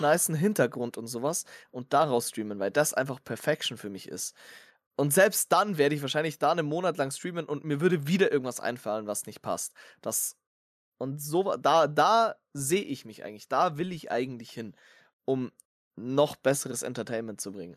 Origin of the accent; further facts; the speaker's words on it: Bavaria, Germany; ich komme ja aus Bayern